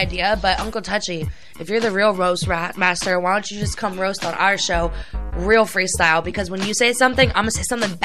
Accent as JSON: {"language": "English", "town": "Sarasota", "region": "Florida", "country": "United States", "tie": "born or raised there", "also_born_or_lived": "Port Charlotte, Florida, United States", "said": "I was basically born and raised in Sarasota"}